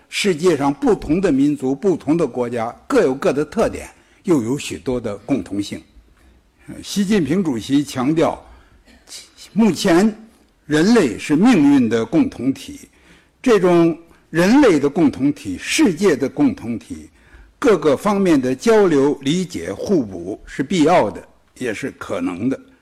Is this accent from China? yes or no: yes; China; 我们没法不承认我们是中国人